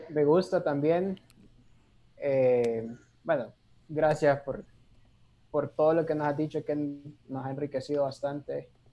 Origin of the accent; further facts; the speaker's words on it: Honduras; now in Costa Rica; Por algo nací en Honduras, ¿verdad? Por algo mi familia está en Honduras